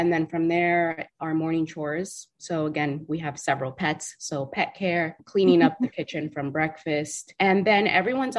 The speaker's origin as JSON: {"language": "English", "region": "South Florida", "country": "United States", "tie": "born or raised there", "said": "South Florida"}